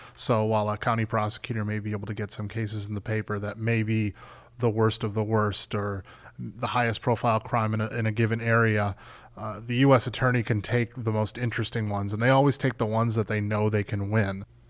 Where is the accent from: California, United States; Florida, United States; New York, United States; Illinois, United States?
Illinois, United States; Chicago; I'm from Chicago